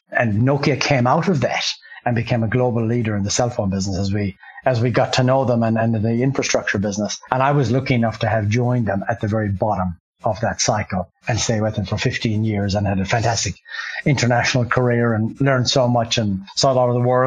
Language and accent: English; Ireland; moved away as an adult; I grew up in Ireland